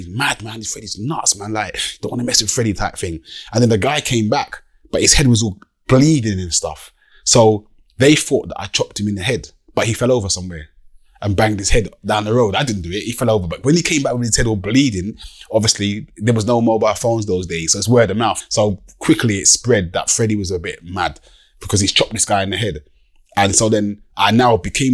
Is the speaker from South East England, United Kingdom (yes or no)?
yes; Deal, South East England, United Kingdom; I'm from Deal.